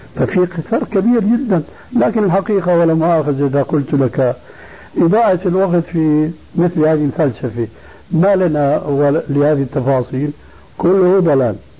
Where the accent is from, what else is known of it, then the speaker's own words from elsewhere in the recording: Syria; moved away; عندنا في سوريا